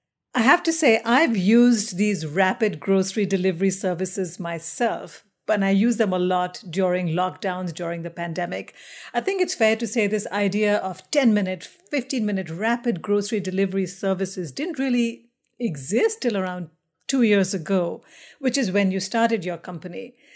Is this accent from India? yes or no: yes; India; also born or lived in many different countries; I'm originally from India, but I've lived in many different countries.